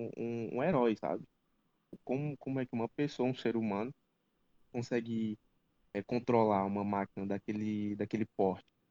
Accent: Ceará, Brazil; sou daqui do Ceará, da base Nordeste, do grupo Pode Carro

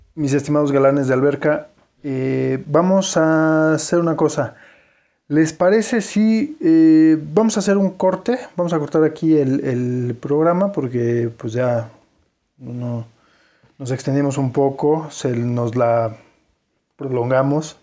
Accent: Mexico; somos nosotros los mexicanos

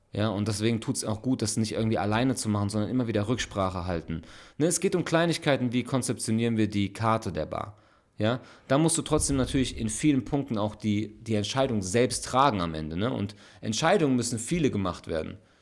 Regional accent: Frankfurt, Hesse, Germany; moved away as an adult; now in Ulm, Germany; wirklich geboren und aufgewachsen in Frankfurt

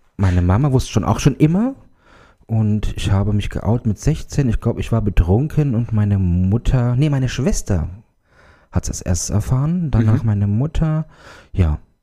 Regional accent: Germany; Ich komme aus der Nähe von Altenstadt.

